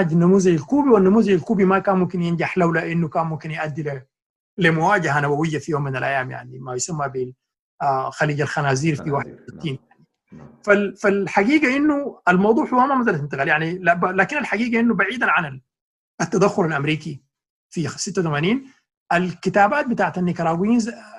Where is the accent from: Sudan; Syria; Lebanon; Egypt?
Sudan; now in New York, United States